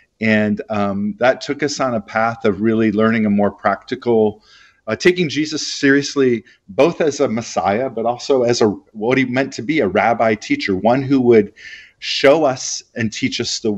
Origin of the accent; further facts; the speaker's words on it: Minneapolis, Minnesota, United States; also born or lived in Heidelberg, Germany / Alabama / San Francisco / Texas; I was born in Heidelberg, Germany, but mostly raised in the Midwest of the United States in a city called Minneapolis.